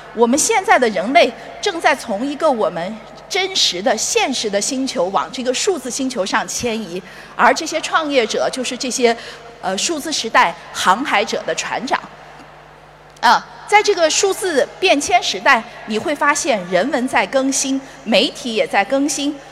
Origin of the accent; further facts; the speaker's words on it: China; 我们中国人